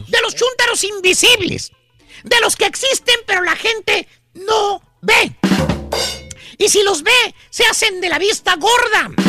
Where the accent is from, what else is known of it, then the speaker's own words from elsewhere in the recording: Mexico; O sea, yo soy mexicano, soy realista, realista.